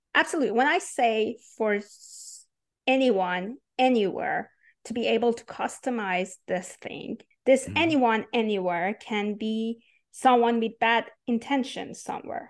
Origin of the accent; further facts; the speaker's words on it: Iran; English is a second language; moved away as an adult; I was born and raised in Iran